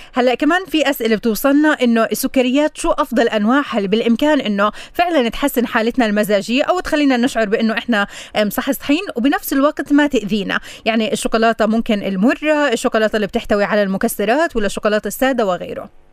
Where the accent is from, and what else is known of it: Palestine